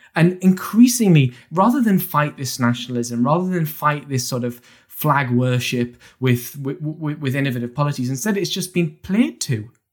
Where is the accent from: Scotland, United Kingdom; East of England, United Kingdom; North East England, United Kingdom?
North East England, United Kingdom; Durham; I grew up in County Durham